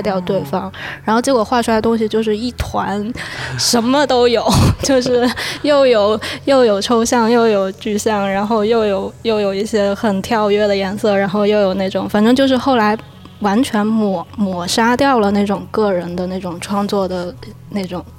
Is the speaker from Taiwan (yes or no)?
no; Guangdong, China; 我小时候是在广东哦